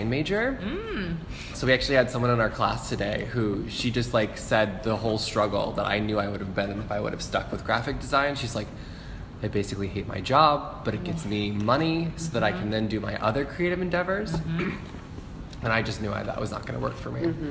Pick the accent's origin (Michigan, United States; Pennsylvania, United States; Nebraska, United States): Nebraska, United States; Omaha; now in Baltimore, United States; I'm from Omaha, Nebraska.